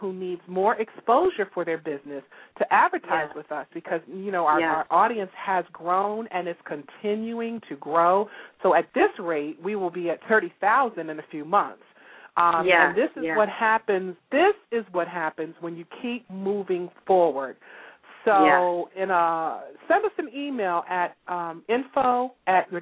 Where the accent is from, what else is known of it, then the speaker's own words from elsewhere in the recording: Baltimore, Maryland, United States; we're both from Baltimore, Maryland